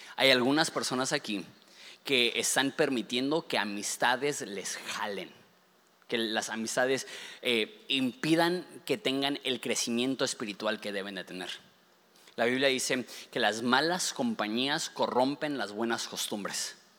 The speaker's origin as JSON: {"language": "Spanish", "town": "Ensenada", "region": "Baja California", "country": "Mexico", "said": "los ensenadenses"}